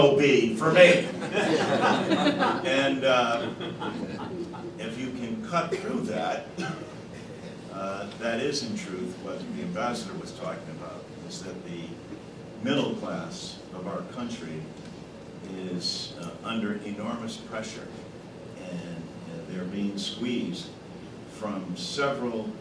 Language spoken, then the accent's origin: English; East Hartford, Connecticut, United States; my hometown of East Hartford